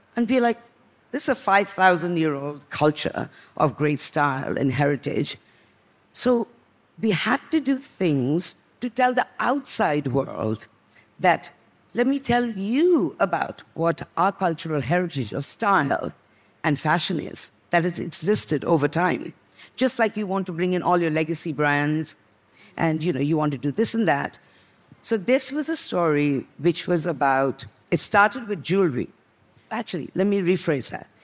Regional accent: Sikkim, India; I come from Sikkim. I'm Nepali from the mountains

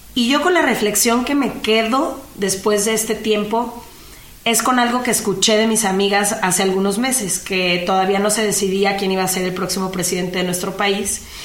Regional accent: Mexico; mi país

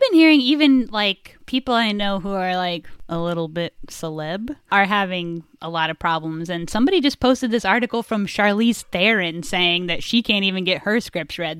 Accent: Indiana, United States; we're both from Indiana

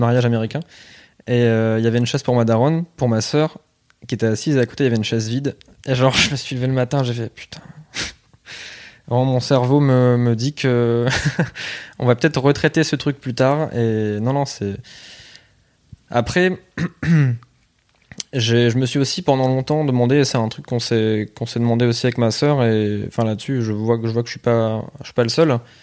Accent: La Bassée, Hauts-de-France, France; moi, je viens plus du Pas-de-Calais, ouais. Enfin, j'étais vraiment à la frontière entre les deux

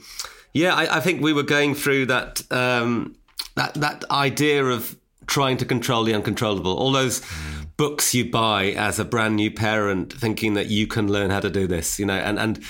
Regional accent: Newcastle upon Tyne, North East England, United Kingdom; We grew up in Newcastle and, like, he had a Geordie accent. I didn't have a Geordie accent.

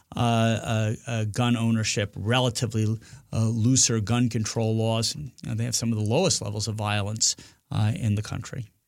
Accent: Northeast, United States; moved away; also born or lived in the South (US); I'm from the Northeast

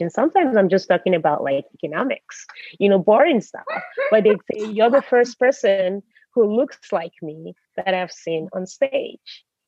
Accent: United States; moved away as an adult; also born or lived in Nigeria; now in Norway; I grew up in America, even though I've lived in Europe for a while, I'm still Nigerian

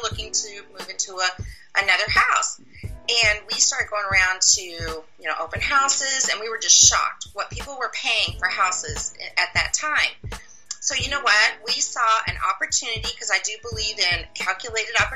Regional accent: Midwest, United States; moved away as an adult; also born or lived in Kansas City; now in Dallas area, United States; I'm originally from the Midwest

